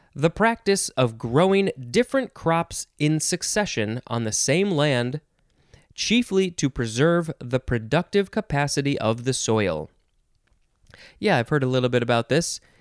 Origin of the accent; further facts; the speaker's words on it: United States; an American person